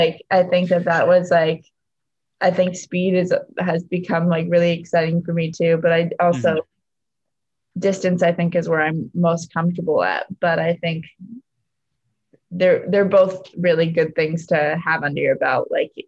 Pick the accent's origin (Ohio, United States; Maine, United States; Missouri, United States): Maine, United States; Scarborough; But I guess since we were talking so much about Maine, I'll just say it is Scarborough, Maine as my hometown.